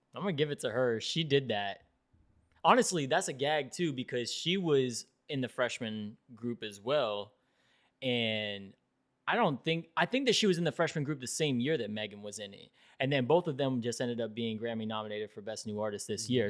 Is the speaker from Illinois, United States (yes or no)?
no; Fort Lauderdale, Florida, United States; I grew up in South Florida and I grew up in Fort Lauderdale